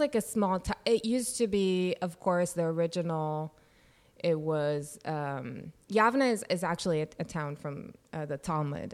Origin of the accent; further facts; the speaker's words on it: Yavne, Central District, Israel; moved away; I was born and raised in Israel